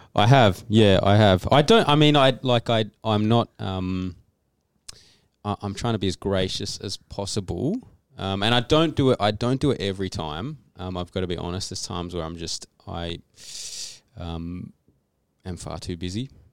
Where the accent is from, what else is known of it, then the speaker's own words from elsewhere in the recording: Canberra, Australian Capital Territory, Australia; moved away as an adult; now in Adelaide, Australia; we live in Adelaide. I've been in Adelaide for seven or eight years. Before that, I grew up in Canberra